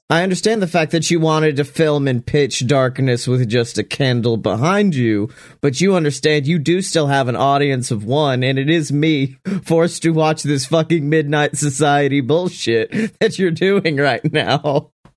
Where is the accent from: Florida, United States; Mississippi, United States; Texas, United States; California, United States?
Mississippi, United States; Oxford; my hometown